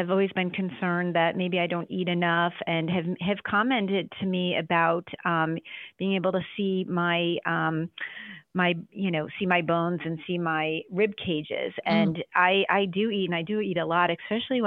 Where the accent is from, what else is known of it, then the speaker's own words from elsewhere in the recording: Buffalo, New York, United States; also born or lived in DMV (Washington, D.C. area); now in Washington, D.C. area, United States; I am originally from Buffalo, New York